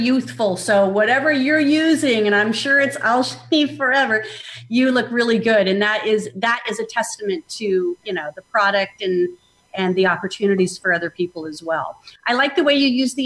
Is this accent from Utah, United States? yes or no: no; Phoenix, Arizona, United States; moved away as an adult; now in Atlanta, United States; for most of my life, I grew up in Phoenix, Arizona.